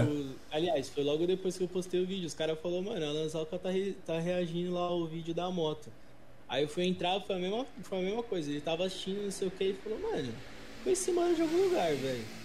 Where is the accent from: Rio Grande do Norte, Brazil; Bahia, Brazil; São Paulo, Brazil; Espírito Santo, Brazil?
São Paulo, Brazil; eu tenho 22 anos, mano, sou de São Paulo, é professor de inglês